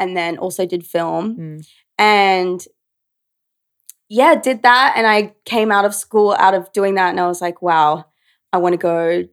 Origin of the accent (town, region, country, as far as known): Brisbane, Queensland, Australia; born or raised there; moved away as an adult; now in New York, United States